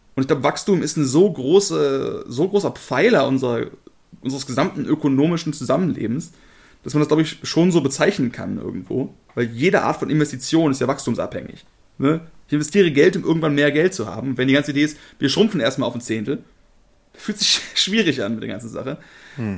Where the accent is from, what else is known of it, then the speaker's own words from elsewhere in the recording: Germany; als Deutsche